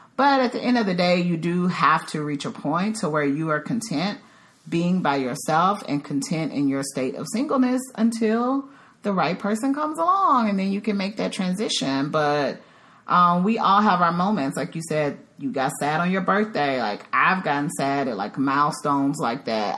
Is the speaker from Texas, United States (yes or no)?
yes; Dallas, Texas, United States; moved away as an adult; also born or lived in Chicago, Illinois; now in Dallas, United States; I'm originally from the Dallas Fort Worth area, but I have been gone for 10 years because I lived in Chicago for a little over a decade